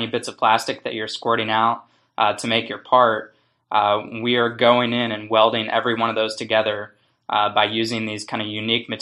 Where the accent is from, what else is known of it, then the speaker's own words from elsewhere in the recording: Baltimore, Maryland, United States; I grew up in the Maryland area, Baltimore, northern Baltimore